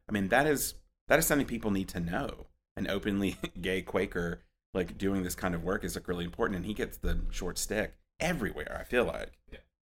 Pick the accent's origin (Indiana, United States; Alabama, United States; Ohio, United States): Alabama, United States; Anniston; also born or lived in Tuscaloosa / Charlotte; now in Birmingham, United States; I grew up in Anniston, um, and lived there, and lived there between there and Tuscaloosa until I moved to Charlotte and then came back to Birmingham for the project